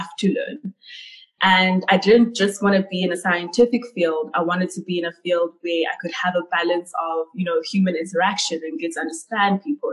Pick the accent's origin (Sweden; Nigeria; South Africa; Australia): South Africa; Ladysmith, KwaZulu-Natal; also born or lived in Pietermaritzburg / Cape Town; I grew up in KwaZulu-Natal in KZN, a small town called Ladysmith.